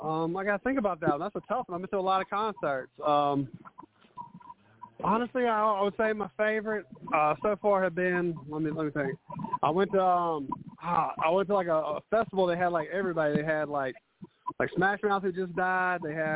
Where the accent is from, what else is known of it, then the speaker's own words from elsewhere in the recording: North Carolina, United States; I'm from North Carolina